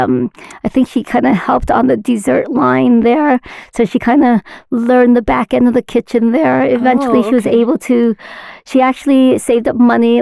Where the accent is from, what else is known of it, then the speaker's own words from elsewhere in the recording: Utah, United States; also born or lived in Vietnam / California; Been in the U.S. since I was 1 year old, so I've been here for over 40 years now